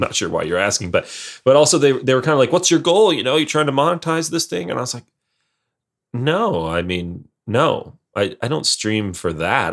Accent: Montana, United States; I'm from Montana

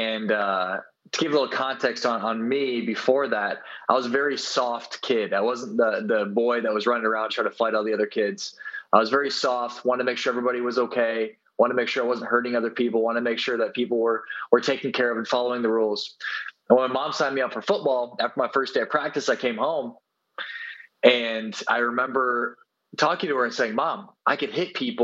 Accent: South Dakota, United States; moved away as an adult; now in Rio de Janeiro, Brazil; I'm from South Dakota in the United States

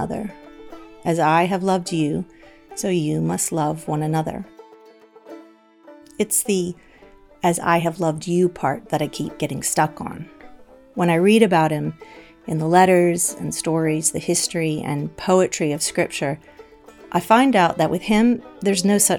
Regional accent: the American South, United States; I grew up in the American South

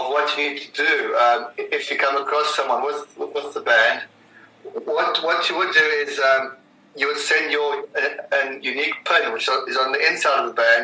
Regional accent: South Africa; I'm a South African

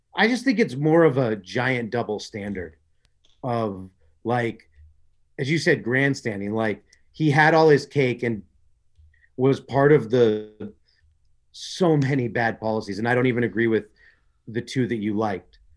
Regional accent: Glendale, California, United States; I grew up in Glendale

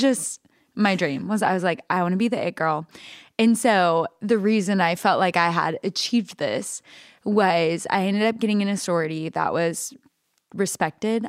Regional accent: Alva, Oklahoma, United States; moved away; also born or lived in Texas; I grew up in a really small town called Alva, Oklahoma

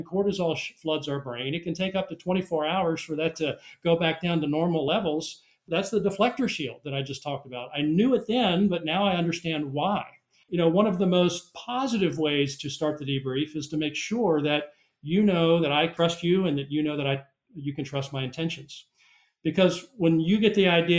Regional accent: South Carolina, United States; my home state of South Carolina

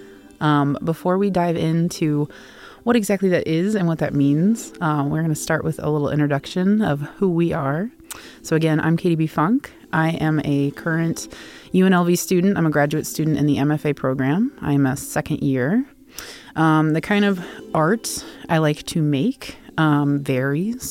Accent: South Bend, Indiana, United States; moved away as an adult; also born or lived in Columbus, Ohio; now in Las Vegas, United States; I'm from South Bend, Indiana, and I moved to Columbus, Ohio in 2016, lived there for 6 years, and I moved to here in the lovely Las Vegas in 2022

